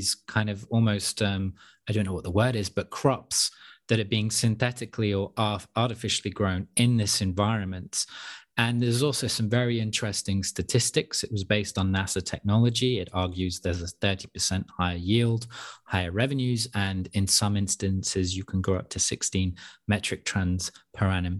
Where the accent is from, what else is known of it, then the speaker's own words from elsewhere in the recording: United Kingdom; also born or lived in Europe; I'm British, but I'm also European. So I've grew up in Europe to some extent